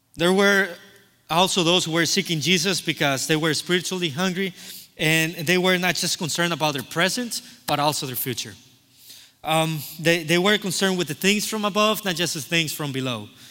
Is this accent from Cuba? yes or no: yes; Cuba; moved away; I'm from Cuba